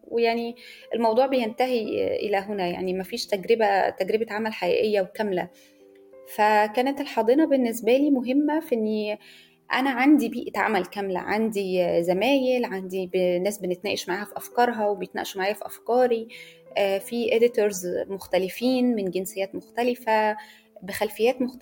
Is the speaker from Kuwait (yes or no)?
no; Egypt; انا صحفيه مصريه